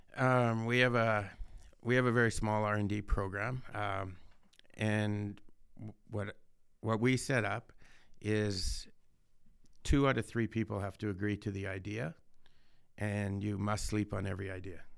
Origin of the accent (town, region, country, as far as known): Saskatchewan, Canada; born or raised there